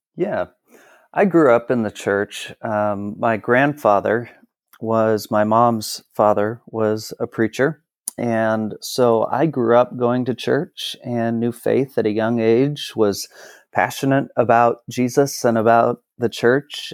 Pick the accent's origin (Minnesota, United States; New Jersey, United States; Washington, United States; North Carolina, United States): Washington, United States; Kennewick; also born or lived in Portland / Texas; So I am from Kennewick, Washington, where I live now.